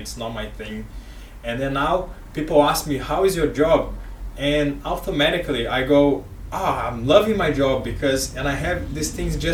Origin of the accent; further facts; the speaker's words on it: Brazil; now in Australia; I am from Brazil, I live in Australia